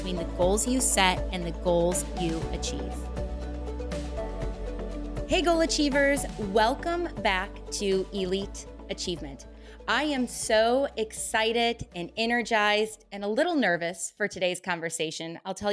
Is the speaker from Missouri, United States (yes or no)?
yes; St. Louis, Missouri, United States; moved away as an adult; now in Los Angeles, United States; I'm originally from St. Louis, Missouri. So I was born and raised in the Midwest